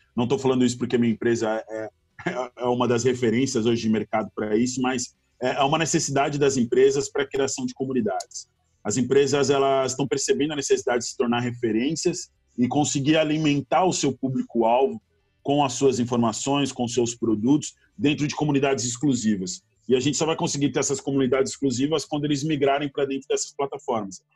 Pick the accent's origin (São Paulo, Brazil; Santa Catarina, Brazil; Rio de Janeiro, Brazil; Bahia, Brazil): São Paulo, Brazil; São Caetano do Sul; moved away as an adult; now in Florianópolis, Brazil; eu sou de São Caetano do Sul, São Paulo. Eu moro em Floripa há 13 anos, mas eu sou de São Caetano